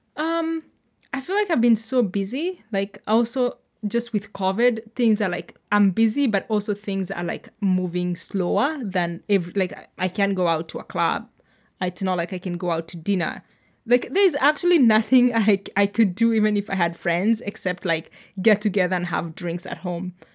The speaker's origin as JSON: {"language": "English", "country": "Kenya", "moved": "as an adult", "lives_now": "Sonoma County, United States", "said": "I am Kenyan, I am, like, I'm new to America"}